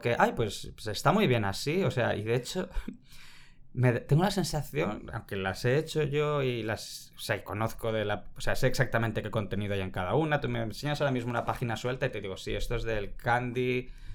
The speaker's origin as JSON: {"language": "Spanish", "town": "Barcelona", "region": "Catalonia", "country": "Spain", "tie": "born or raised there", "also_born_or_lived": "Vitoria", "said": "desde que éramos pequeños, es que tengo tres años, nos fuimos a... Mi familia se mudó a Barcelona"}